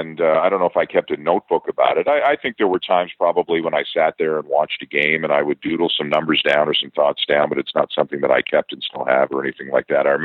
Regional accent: Toronto, Ontario, Canada; I'm from Toronto, born and raised

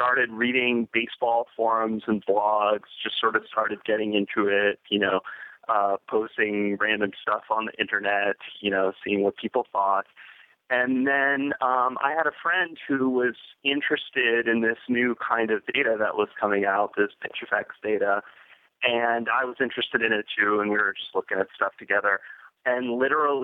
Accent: Boston, Massachusetts, United States; as a kid growing up in the Boston area

